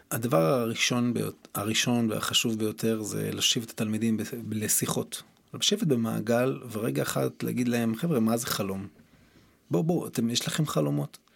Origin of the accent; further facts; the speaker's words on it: Tiberias, Northern District, Israel; גדלתי בטבריה, בשכונה